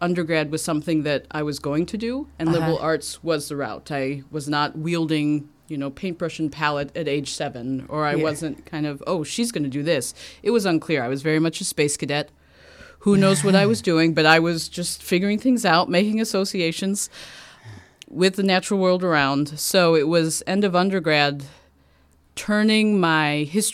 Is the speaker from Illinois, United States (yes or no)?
yes; Oak Park, Illinois, United States; growing up in Oak Park